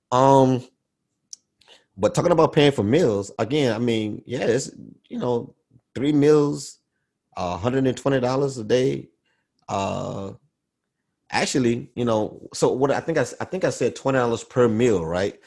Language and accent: English; Baton Rouge, Louisiana, United States; growing up in Baton Rouge